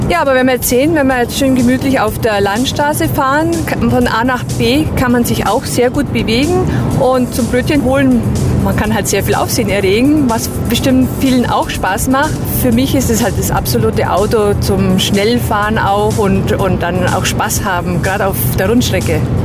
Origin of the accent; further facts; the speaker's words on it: Bad Bayersoien, Garmisch-Partenkirchen district, Bavaria, Germany; mit 1000 Einwohnern komme ich ja aus Bad Bayersheim im Landkreis Garmisch-Partenkirchen